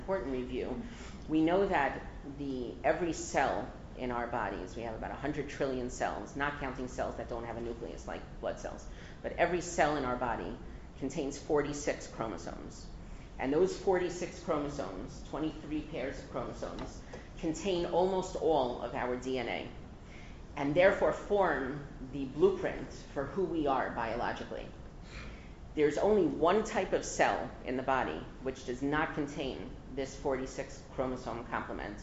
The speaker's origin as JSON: {"language": "English", "town": "Englewood", "region": "New Jersey", "country": "United States", "tie": "born or raised there", "moved": "yes", "said": "I grew up in Englewood, and I was actually thinking that it's going to be 40 years this coming summer that my parents moved to Englewood with us"}